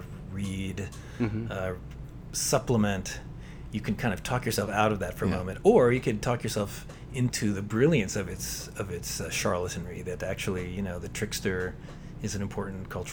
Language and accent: English; Pittsburgh, Pennsylvania, United States; moved away as an adult; also born or lived in Baltimore; the high school I went to in Pittsburgh